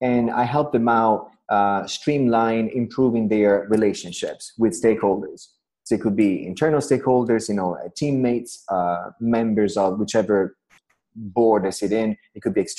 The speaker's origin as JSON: {"language": "English", "town": "Florence", "region": "Tuscany", "country": "Italy", "tie": "born or raised there", "also_born_or_lived": "Chicago / United States", "moved": "as an adult", "said": "I was born in Florence. So I was born here. I grew up here"}